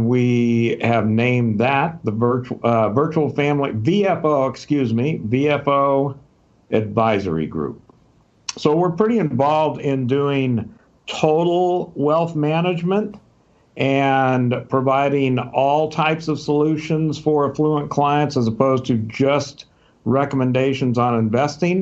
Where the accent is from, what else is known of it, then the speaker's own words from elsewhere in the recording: Southern California, United States; moved away as an adult; also born or lived in Texas; now in Scottsdale, United States; I was born and raised in Southern California, spent my days in the 60s hitchhiking up and down Pacific Coast Highway with my surfboard